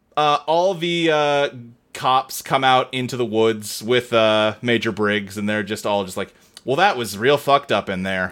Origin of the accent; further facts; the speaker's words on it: Louisville, Kentucky, United States; I lived, like, in a suburb of Louisville, Kentucky growing up